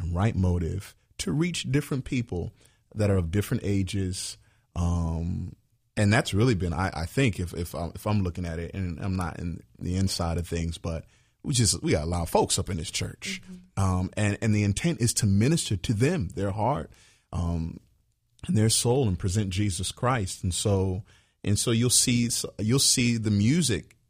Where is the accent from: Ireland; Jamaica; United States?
United States; Virginia; I grew up in Virginia around a lot of choirs